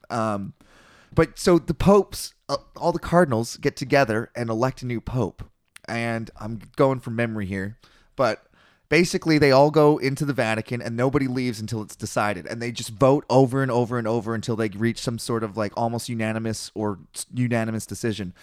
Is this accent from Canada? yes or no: yes; Canada